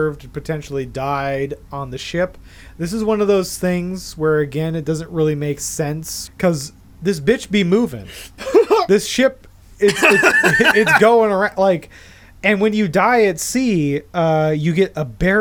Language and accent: English; Pacific Northwest, United States; I'm from the Pacific Northwest